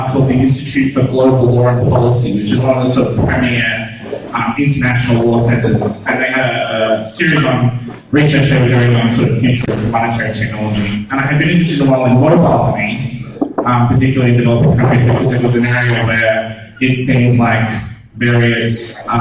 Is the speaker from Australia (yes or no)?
yes; Australia; I'm Australian